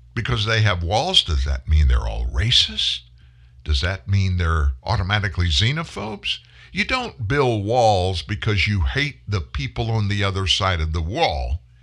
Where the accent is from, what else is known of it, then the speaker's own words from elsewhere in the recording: South Louisiana, United States; also born or lived in Pasadena, Texas / Houston, Texas; My family lived in Houston before we moved to South Louisiana when I was four, been in Louisiana ever since